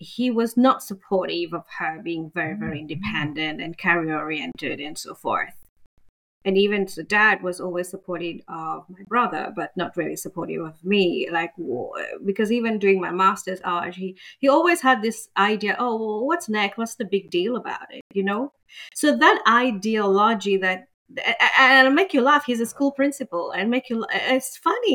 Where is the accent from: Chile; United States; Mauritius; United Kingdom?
Mauritius; moved away as an adult; now in Australia; I'm from Mauritius, and in our culture, of course, we are very conservative